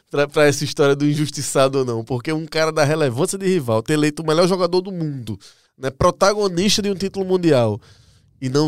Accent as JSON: {"language": "Portuguese", "country": "Brazil"}